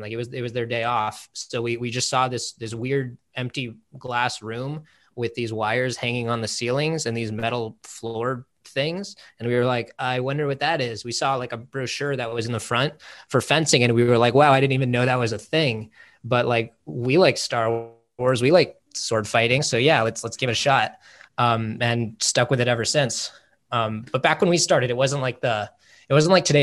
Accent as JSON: {"language": "English", "town": "Los Angeles", "region": "California", "country": "United States", "tie": "born or raised there", "said": "Born and raised"}